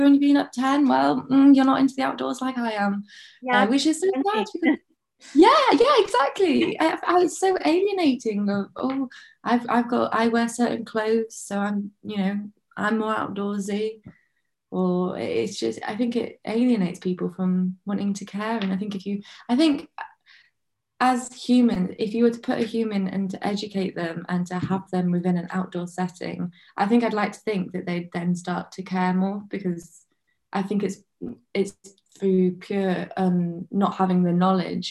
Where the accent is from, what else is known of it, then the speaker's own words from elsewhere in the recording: Lake District, North West England, United Kingdom; I grew up in the Lake District